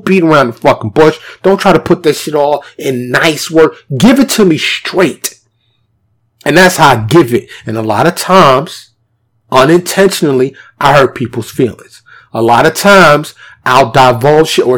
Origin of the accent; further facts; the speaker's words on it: New York City, New York, United States; moved away as an adult; But I born and raised there. My whole upbringing was there.